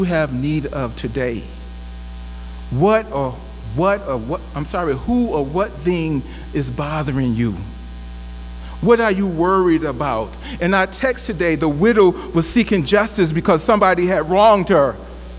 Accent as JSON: {"language": "English", "region": "Alabama", "country": "United States", "also_born_or_lived": "Birmingham, Alabama", "said": "I'm from Alabama. My family is from Birmingham, Alabama"}